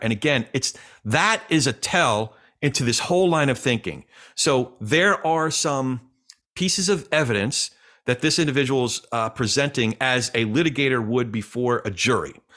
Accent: the Jersey side, New Jersey, United States; my hometown, the Jersey side

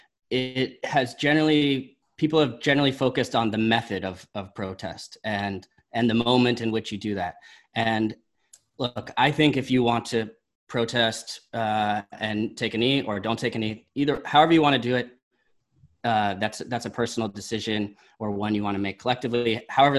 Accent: Berkeley, California, United States; I grew up in Berkeley

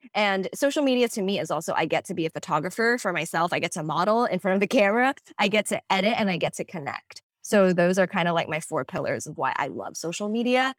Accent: Hong Kong; moved away as an adult; now in United States; I am originally from Hong Kong, born and raised, and I came to the States when I was eighteen

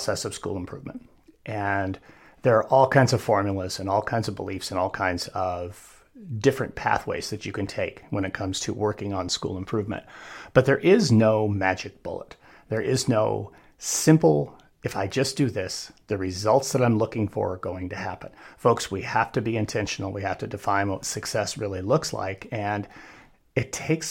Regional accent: Wyoming, United States; I am a Wyoming kid, a University of Wyoming grad two times over

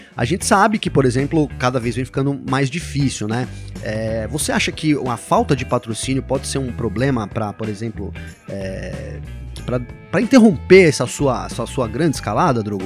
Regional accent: Brazil; Eu sou brasileiro

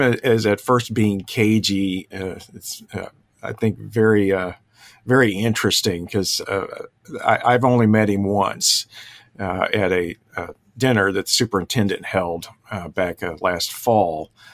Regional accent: Dallas, Texas, United States; also born or lived in Plano, Texas; I'm also a Texan, uh, native of Dallas.

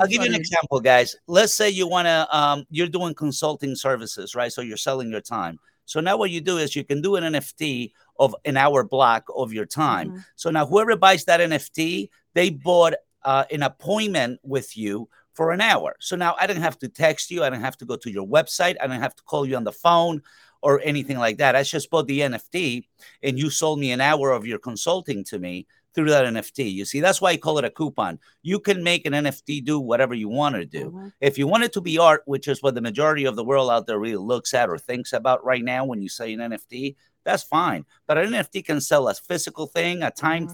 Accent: Uruguay; I'm actually from Uruguay, South America

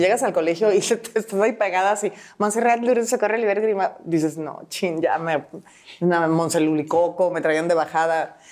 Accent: Monterrey, Nuevo León, Mexico; se van a trabajar, a vivir a Monterrey. Y por eso acabé siendo regia

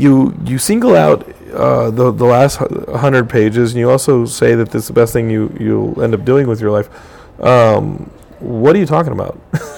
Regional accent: Austin, Texas, United States; I grew up in Austin, and Origin and Ultima were like the big thing, and because it was local.

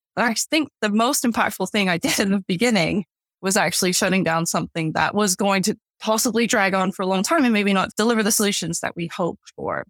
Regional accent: Canada; moved away as an adult; now in London, United Kingdom; I was born and raised in Canada

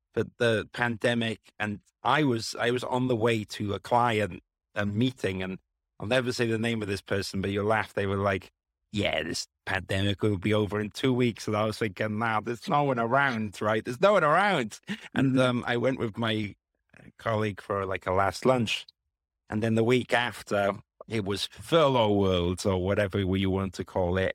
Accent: Wales, United Kingdom; moved away as an adult; also born or lived in London; I grew up in Wales, and I was like, oh, I'm going to study in London

